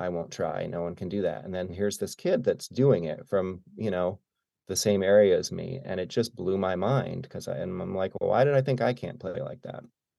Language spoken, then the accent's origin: English; Arkport, New York, United States; I grew up in upstate New York, so about an hour south of Rochester, in a tiny town called Arkport.